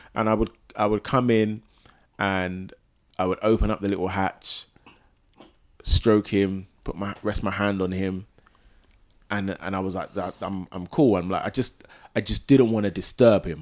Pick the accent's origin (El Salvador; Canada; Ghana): Ghana; both Nana and I are, are from Ghana